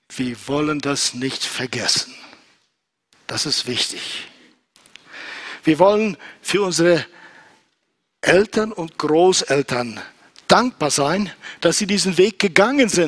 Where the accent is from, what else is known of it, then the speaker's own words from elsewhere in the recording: Kyrgyzstan; moved away; also born or lived in Southern Russia; wir kamen aus Südrussland nach Zentralasien und nach Kirgisistan, wo ich groß geworden bin.